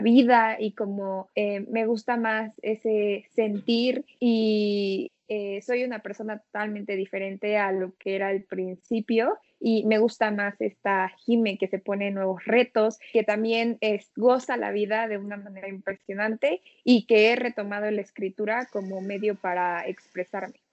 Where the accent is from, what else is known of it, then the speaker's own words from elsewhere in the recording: Puebla, Mexico; soy de Puebla, de México